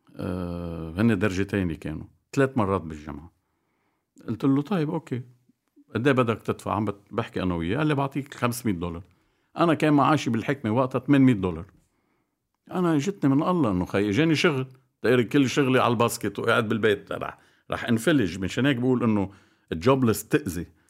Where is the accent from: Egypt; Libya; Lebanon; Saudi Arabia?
Lebanon; Bikfaya, Mount Lebanon; انا بضيعتي بكفيا نادي العمل كان نادي فولي بول